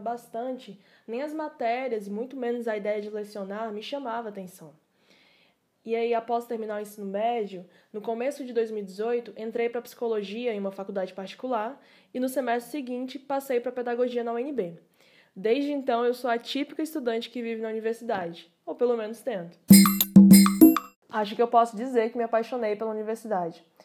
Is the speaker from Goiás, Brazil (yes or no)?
yes; Águas Lindas de Goiás, Goiás, Brazil; nasci e moro em Águas Lindas de Goiás